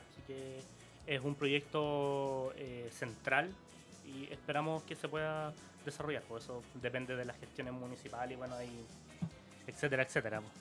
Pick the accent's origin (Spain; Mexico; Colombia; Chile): Chile; Santiago, Santiago Metropolitan Region; como somos de La Pintana